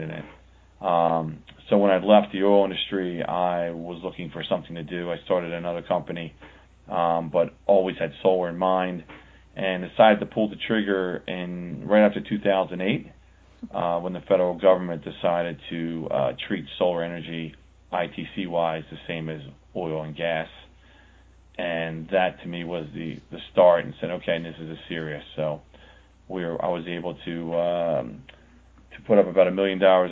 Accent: Pennsylvania, United States; Pennsylvania, which is my home state.

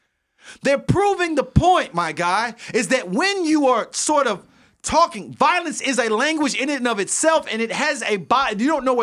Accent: St. Petersburg, Florida, United States; Growing up on the South Side of St. Petersburg, words meant something.

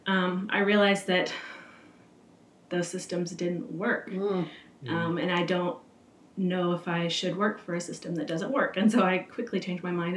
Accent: Texas, United States; I grew up here in Texas as a seventh generation Texan

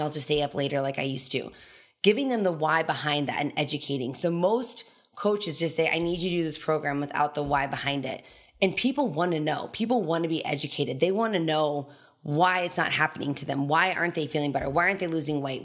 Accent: Telluride, Colorado, United States; moved away as an adult; also born or lived in Kansas; I was born and raised in Torrey, Colorado. It's a small ski resort town, so it's like two thousand people, bottom southwest corner of Colorado

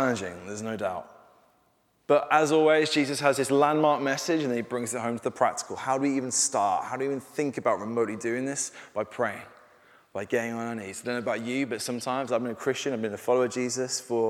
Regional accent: Birmingham, West Midlands, United Kingdom; I went to school in Birmingham. I'm a Brummie for through and through

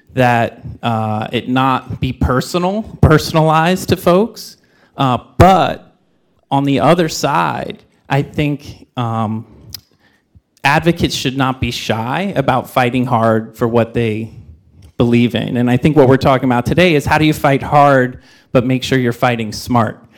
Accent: New York area, United States; moved away as an adult; now in Oakland, United States; grew up in the New York area

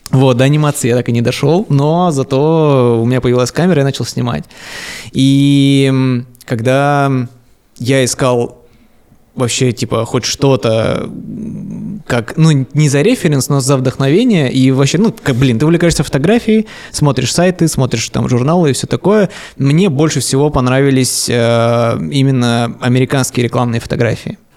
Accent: Siberia, Russia; now in Moscow, Russia; Я из Сибири, там есть сибирские пельмени.

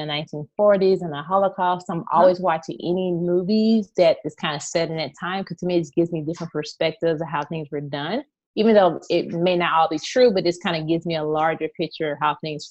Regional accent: Texas, United States; moved away as an adult; now in St. Louis, United States; I currently live in St. Louis, Missouri, but my heart resides in Texas. So I'm truly a Texan.

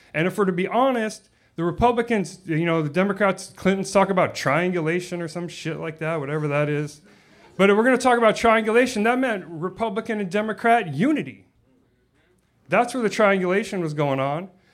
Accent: Los Angeles, California, United States; moved away; where I grew up in Los Angeles

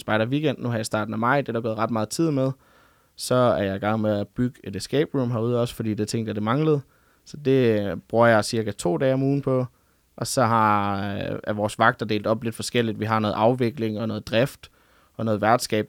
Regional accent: Funen, Southern Denmark, Denmark; moved away as an adult; now in Ungdomsøen, Denmark; jeg kommer oprindeligt fra Fyn af

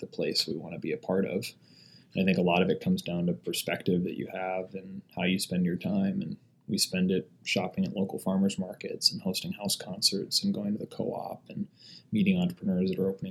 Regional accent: Fargo, North Dakota, United States; I'm from Fargo

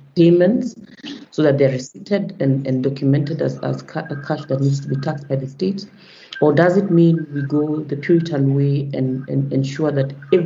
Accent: Kenya; I hail from Kenya

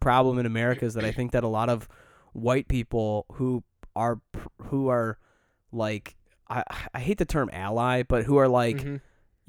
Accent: Southfield, Michigan, United States; now in Chicago, United States; I grew up right around that area.

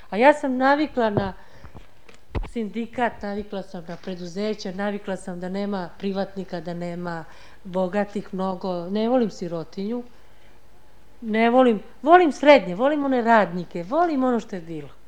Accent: Bosnia & Herzegovina; Ja sam srpkinja iz Bosne, ali prava. I nema srbina iz Bosne većeg od mene.

